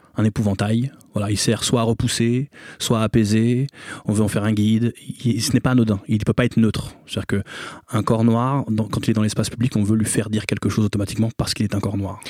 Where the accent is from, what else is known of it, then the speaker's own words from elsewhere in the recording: Bobigny, Île-de-France, France; Moi, j'ai grandi à Bobigny, dans un quartier qui s'appelle l'Abreuvoir, où on est très mélangé.